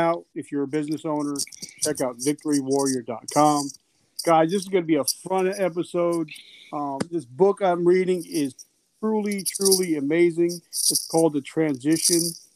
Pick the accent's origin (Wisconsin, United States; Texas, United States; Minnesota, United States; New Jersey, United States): New Jersey, United States; I'm from Jersey, so it's not too far from here